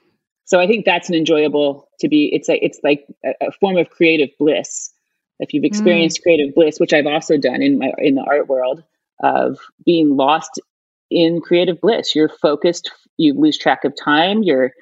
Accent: Ohio, United States; And I find I was from Ohio. This is not a sport we have there.

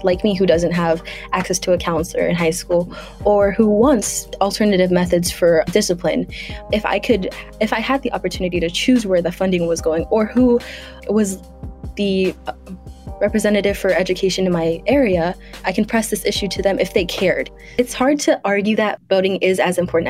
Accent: Los Angeles, California, United States; I grew up in South Central, and I I went to school in Culver City

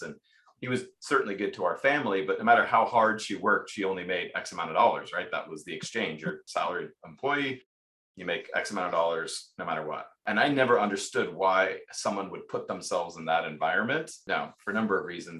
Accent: Pacific Northwest, United States; I grew up in the Pacific Northwest.

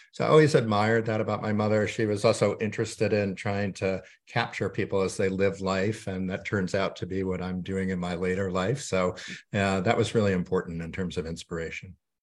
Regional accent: suburbs of New York, United States; moved away; I grew up mainly during my childhood in the suburbs of New York

